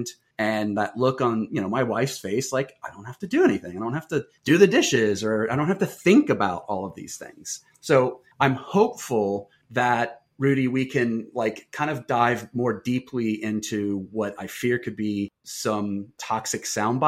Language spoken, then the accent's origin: English; Wilmington, Ohio, United States; I'm from Wilmington, and it's a town of 10,000